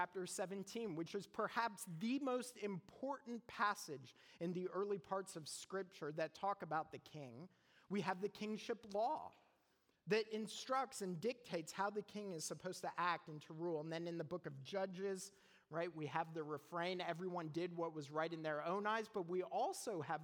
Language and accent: English; Canada; now in United States; I'm Canadian.